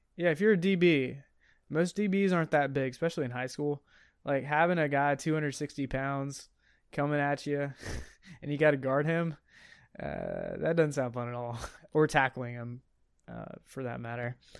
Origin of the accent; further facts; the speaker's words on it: United States; I'm American.